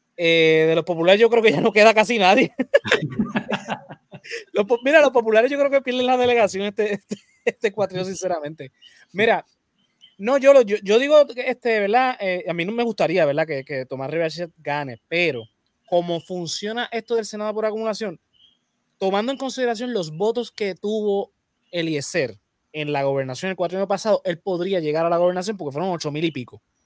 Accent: Puerto Rico; por más que seamos colonia, nosotros somos latinoamericanos

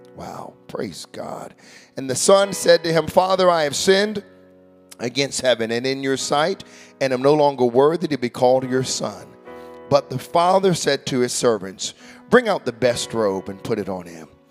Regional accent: United States; moved away as an adult; now in Canada; I'm an American

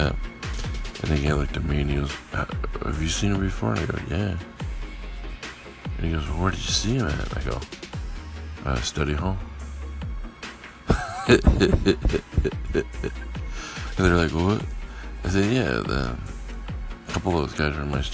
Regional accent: South Pasadena, California, United States; growing up in South Pasadena

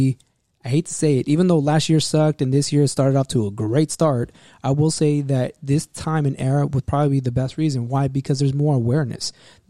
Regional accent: United States; me as an American born here, Mexican-American, Chicano

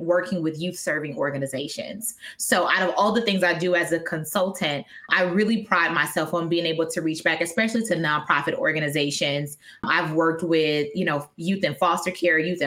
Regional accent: Wisconsin, United States; moved away; I'm originally from Wisconsin

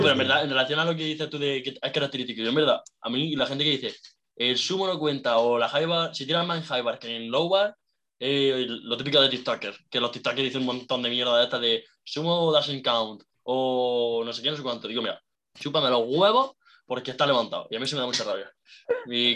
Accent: Jaén, Andalusia, Spain; also born or lived in Seville; yo soy de Jaén y estudié en Sevilla

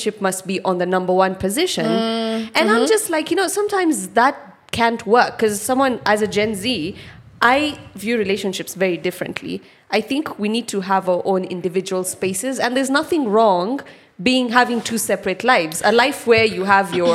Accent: Kitale, Trans-Nzoia County, Kenya; I grew up in Kitale, and like back in the 90s, that place was like a proper shamba

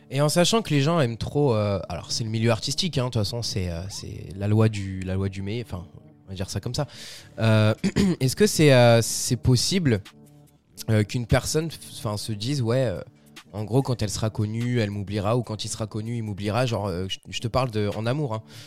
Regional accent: France; chez nous en France

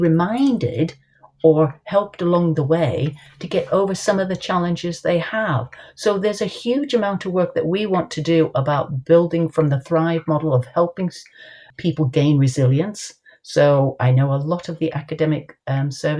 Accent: United States; moved away; I was brought up in the States.

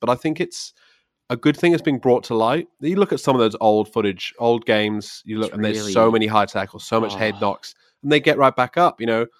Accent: Swansea, Wales, United Kingdom; I am from South Wales, Swansea.

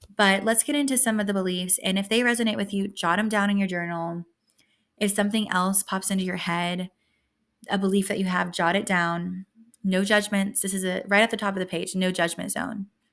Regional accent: West Texas, United States; moved away; I grew up in West Texas

